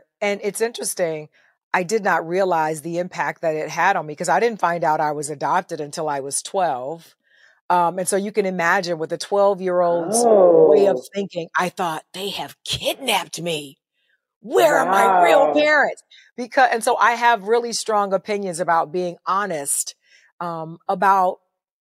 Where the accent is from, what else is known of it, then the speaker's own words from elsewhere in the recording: Ottawa, Tennessee, United States; I grew up in a small town called Ottawa, Tennessee, on a farm, a working farm